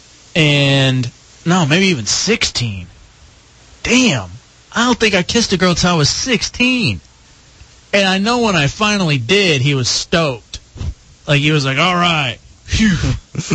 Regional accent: Dallas, Texas, United States; moved away; growing up in Dallas

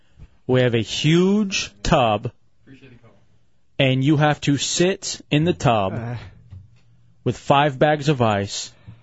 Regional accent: Lubbock, Texas, United States; born there; No, I'm not. I was born in Lubbock, Texas.

